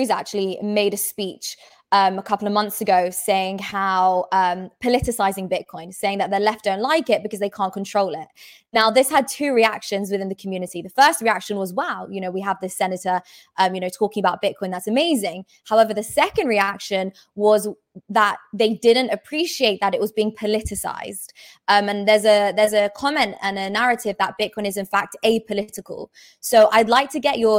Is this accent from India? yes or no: no; London, United Kingdom; moved away as an adult; I'm actually from London, and I'm moving to Miami